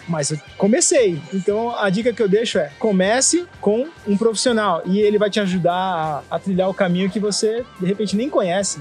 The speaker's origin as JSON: {"language": "Portuguese", "town": "São Bernardo do Campo", "region": "São Paulo", "country": "Brazil", "tie": "born or raised there", "also_born_or_lived": "Coxim, Mato Grosso do Sul", "said": "eu nasci no Mato Grosso, né? Minha mãe saiu do Paraguai, meu pai saiu da Paraíba, eles se encontraram entraram no Mato Grosso, foi a cidade onde eu nasci, né, Coxim, e depois logo a gente veio para São Bernardo. Então, com quatro meses já estava aqui em São Bernardo e a minha vida inteira foi, foi aqui no ABC Paulista"}